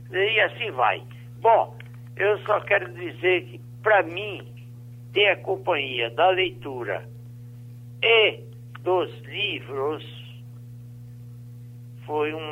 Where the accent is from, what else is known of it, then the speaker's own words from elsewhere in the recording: Currais Novos, Rio Grande do Norte, Brazil; Sou de Currais Novos, se nasci no município de Currais Novos, 25 anos, no sítio Santa Rita.